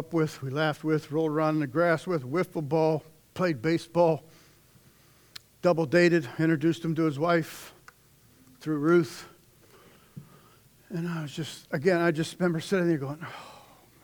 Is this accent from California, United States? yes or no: no; Pittsburgh, Pennsylvania, United States; from Pittsburgh